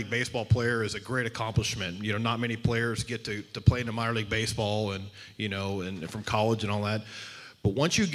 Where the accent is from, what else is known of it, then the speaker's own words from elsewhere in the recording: Southeast Texas, United States; moved away as an adult; also born or lived in Phoenix, Arizona; I grew up in Southeast Texas, so I grew up in the heat and humidity of Texas